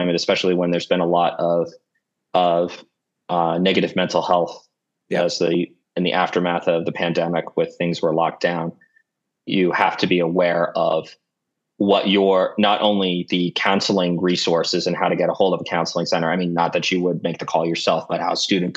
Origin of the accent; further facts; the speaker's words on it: Virginia, United States; moved away as an adult; also born or lived in DC area / West Texas; now in Colorado, United States; growing up in Virginia, within driving distance of the Blue Ridge Mountains